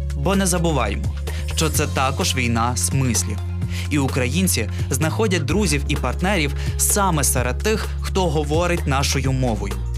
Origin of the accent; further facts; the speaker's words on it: Ukraine; Ми з України